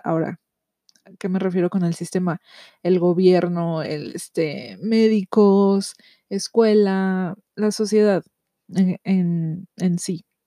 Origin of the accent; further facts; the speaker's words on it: Mexico; yo soy de México